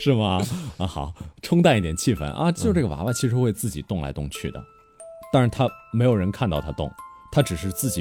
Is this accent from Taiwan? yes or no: no; Northeast China, China; 我本来也是东北人嘛